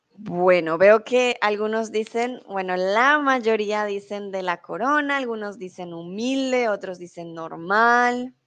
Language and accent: Spanish; Bogotá, Colombia; soy de Colombia, de la capital de Bogotá